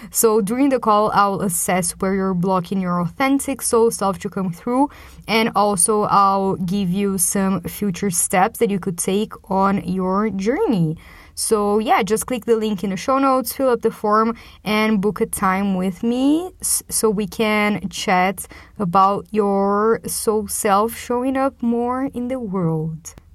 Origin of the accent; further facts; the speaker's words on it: Brazil; moved away as an adult; also born or lived in London; coming back to my hometown here in Brazil